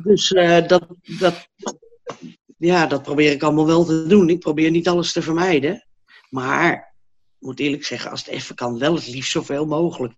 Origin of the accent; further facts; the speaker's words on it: Hilversum, North Holland, Netherlands; moved away as an adult; now in Blaricum, Netherlands; Nou, ik kom eigenlijk uit Hilversum. Ik woon nu in Blaringum